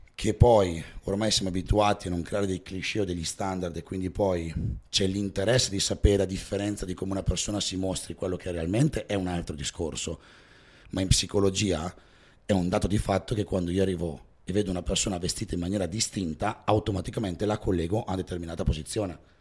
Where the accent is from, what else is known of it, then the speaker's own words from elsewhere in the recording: Val Camonica, Lombardy, Italy; io sono della Valle Camonica